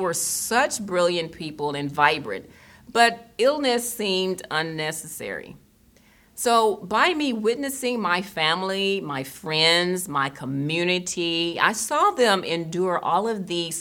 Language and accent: English; Tennessee, United States; moved away as an adult; also born or lived in Germany / Boston, Massachusetts; I was born in Germany and raised in Tennessee, and where I'm from, there weren't a lot of vegetarians